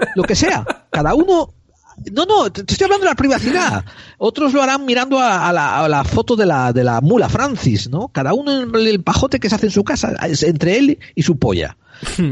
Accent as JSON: {"language": "Spanish", "country": "Spain", "said": "como español"}